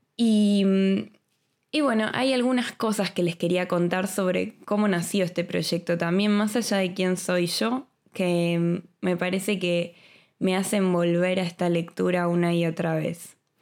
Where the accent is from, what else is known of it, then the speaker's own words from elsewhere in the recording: Buenos Aires, Argentina; moved away as an adult; now in Madrid, Spain; soy argentina y viví en Buenos Aires toda mi vida hasta que me vine a Madrid hace dos años